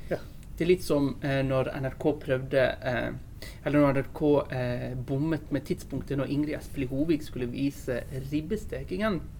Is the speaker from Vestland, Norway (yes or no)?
yes; Bergen, Vestland, Norway; jeg kommer fra Bergen